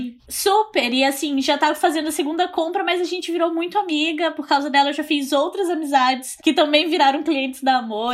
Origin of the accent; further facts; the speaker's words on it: Porto Velho, Rondônia, Brazil; sou de Porto Velho, Rondônia